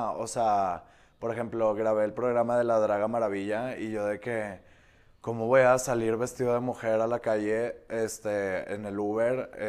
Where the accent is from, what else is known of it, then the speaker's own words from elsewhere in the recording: Nuevo León, Mexico; soy regio.